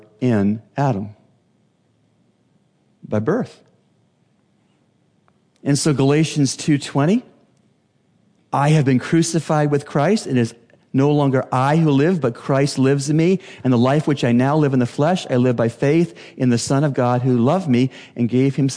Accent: Canada; now in Bahamas; As a Canadian

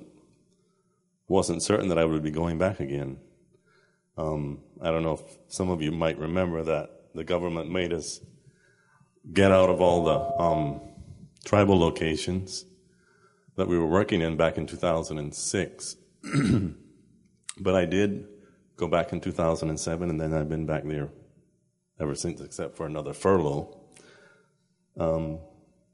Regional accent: Spanish Wells, Bahamas; moved away as an adult; now in Venezuela; I'm from Spanish Wells, but I've been serving in Venezuela with New Tribes Mission

